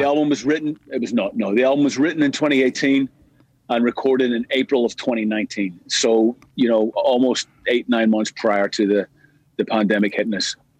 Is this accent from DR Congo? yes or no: no; Belfast, Northern Ireland, United Kingdom; we grew up together in East Belfast